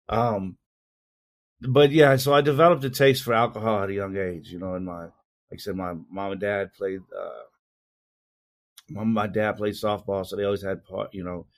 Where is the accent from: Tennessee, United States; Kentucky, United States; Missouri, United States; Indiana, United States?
Indiana, United States; Indianapolis; I grew up in Indianapolis, Indiana, and born and raised there